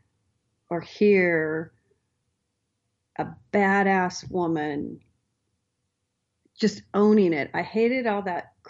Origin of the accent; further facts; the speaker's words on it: Astoria, Oregon, United States; I grew up on the Oregon coast. So, a town called Astoria